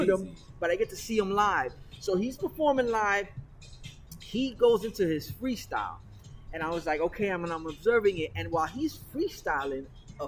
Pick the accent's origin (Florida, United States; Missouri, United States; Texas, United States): Florida, United States; North Miami Beach; I'm a kid who's growing up in North Miami Beach